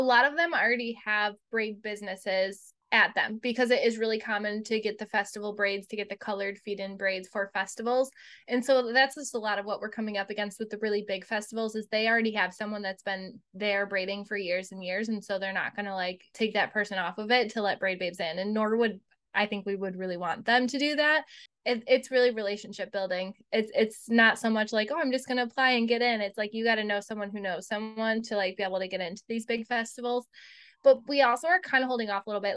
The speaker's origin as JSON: {"language": "English", "town": "Buffalo", "region": "New York", "country": "United States", "said": "we're from Buffalo, and so not New York City"}